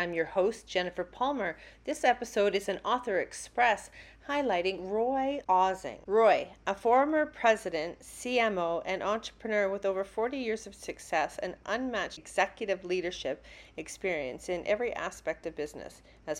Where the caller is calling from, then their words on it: Calgary, Alberta, Canada; Coming to you from Calgary, Alberta, Canada.